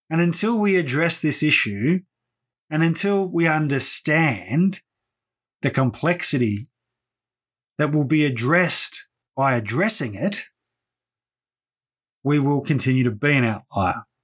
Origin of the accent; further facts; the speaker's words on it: Victoria, Australia; Thorpe no more represents every Aboriginal person than I can claim to represent every Victorian because I'm from Victoria.